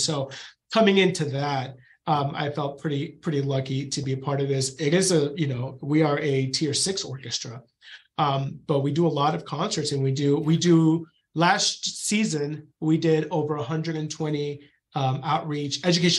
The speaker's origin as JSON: {"language": "English", "town": "Knoxville", "region": "Tennessee", "country": "United States", "said": "And so I come from Knoxville, where you have UT."}